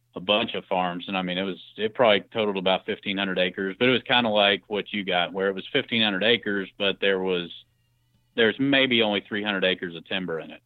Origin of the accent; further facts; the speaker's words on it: Clark County, Southern Indiana, United States; I'm from Southern Indiana, more uh, in Clark County, Indiana, just north